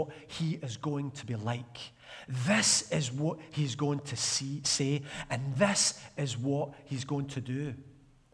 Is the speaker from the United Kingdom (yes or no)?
yes; Glasgow, Scotland, United Kingdom; I grew up in Arden, Glasgow